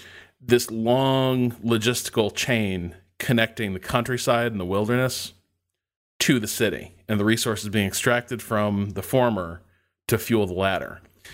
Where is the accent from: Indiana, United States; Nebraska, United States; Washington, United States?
Indiana, United States; I grew up in Northwest Indiana, so I grew up sort of surrounded by steel mills, and those are big.